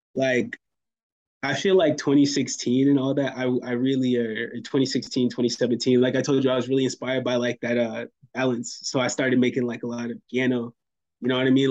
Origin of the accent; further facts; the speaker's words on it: Fayetteville, North Carolina, United States; moved away as an adult; also born or lived in Orlando, Florida; I'm from Fayetteville, North Carolina